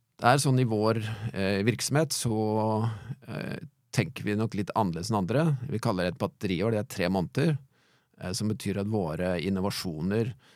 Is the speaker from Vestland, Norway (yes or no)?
no; Halden, Østfold, Norway; now in Fredrikstad, Norway; Jeg vokste opp jeg er gjort i Halden, men jeg bor i, bor i Fredrikstad, da.